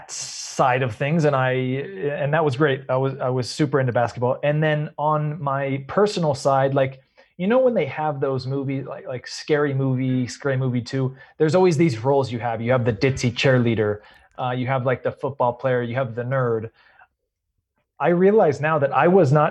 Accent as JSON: {"language": "English", "town": "Redwood City", "region": "California", "country": "United States", "tie": "born or raised there", "said": "I was born and raised in Redwood City"}